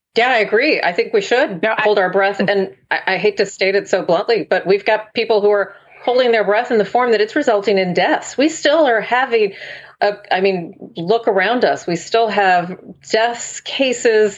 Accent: Texas, United States; the state, my home state, the, the state that did not expand Medicaid

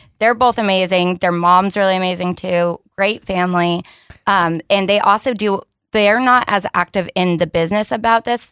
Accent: New Hampshire, United States; moved away as an adult; also born or lived in Colorado; now in Texas, United States; I was born in Colorado, but I went to high school, college in New Hampshire, and then I got the hell out of there and came

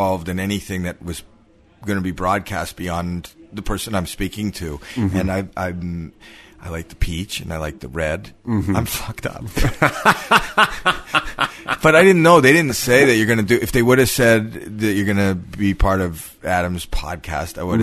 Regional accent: Canada; I'm from Canada

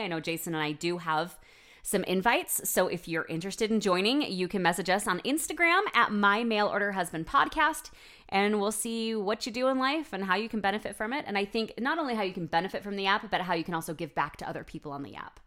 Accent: United States; me as an American

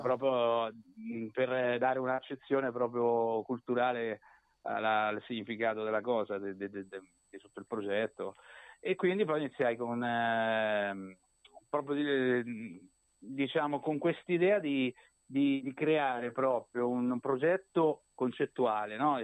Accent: Macerata, Marche, Italy; now in northern Italy; anche se adesso mi sono trasferito al nord, eh, sono originario di Macerata, delle Marche

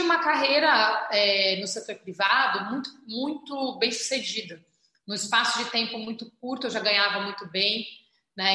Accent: São Paulo, Brazil; also born or lived in Alto de Pinheiros, São Paulo; eu nasci na Vila das Belezas, no Campo Limpo. Hoje eu moro em Alto de Pinheiros

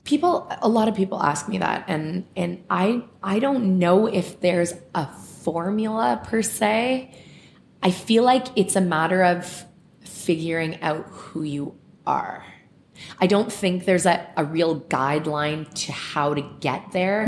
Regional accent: Mississauga, Ontario, Canada; I grew up in Clarkson. I was born at the Trillium in Mississauga

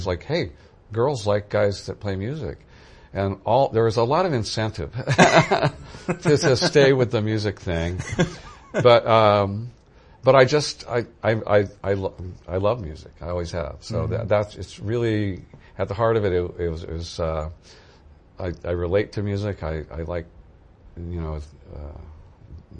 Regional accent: Santa Cruz, California, United States; I grew up in California. I'm native California from Santa Cruz originally

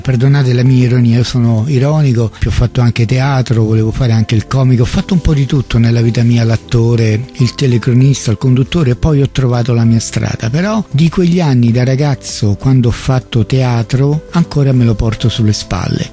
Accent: Rome, Lazio, Italy; io sono nato a Centocelle, a Via dei Gelsi, dove una volta c'era la caserma di polizia

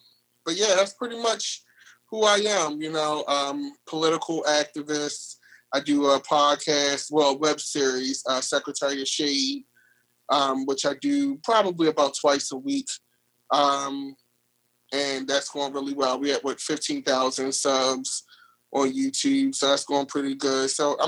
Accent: Baltimore, Maryland, United States; I'm from West Baltimore City, Maryland.

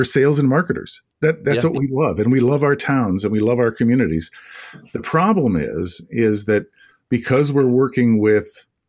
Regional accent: Kankakee, Illinois, United States; I in a little town called Kankakee, Illinois, south suburbs of Chicago.

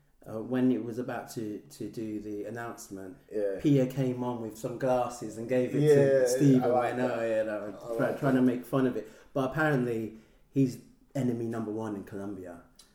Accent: Philippines; I'm Filipino.

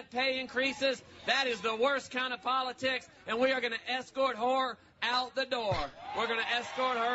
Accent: Los Angeles, California, United States; I uh, I grew up in South Central Los Angeles, but I moved out.

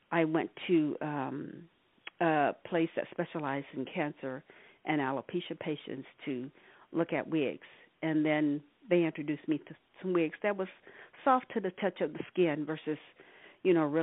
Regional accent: Arkansas, United States; now in California, United States; I've been living in California uh, for the past 40 plus years. I'm originally from Arkansas.

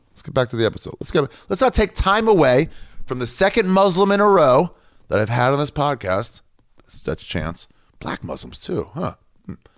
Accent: Maryland, United States; from Maryland

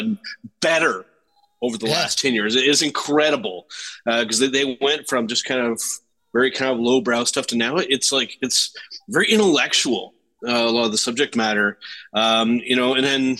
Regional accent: Canada; For me, it's as a Canadian, absolutely.

